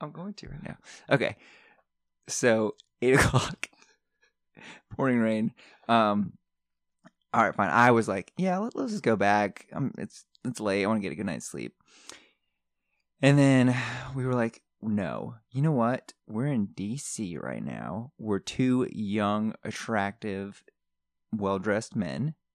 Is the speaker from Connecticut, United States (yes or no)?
yes; Connecticut, United States; moved away; I grew up in Connecticut